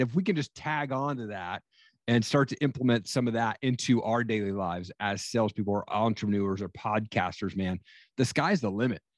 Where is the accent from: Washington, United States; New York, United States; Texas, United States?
Washington, United States; Eastern; I grew up in Eastern Washington